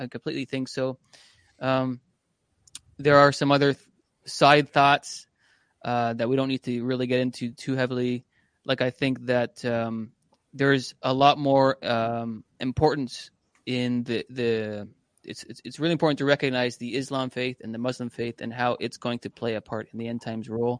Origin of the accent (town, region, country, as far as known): Canada